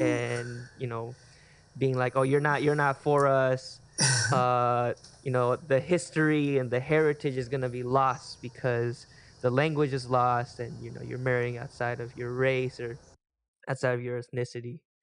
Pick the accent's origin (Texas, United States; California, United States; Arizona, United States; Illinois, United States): California, United States; Chula Vista; grew up, born and raised in Chula Vista, California.